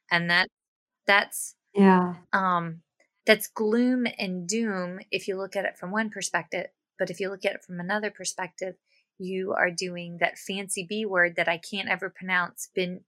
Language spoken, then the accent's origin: English; White Oak, Virginia, United States; I'm from White Oak, Virginia.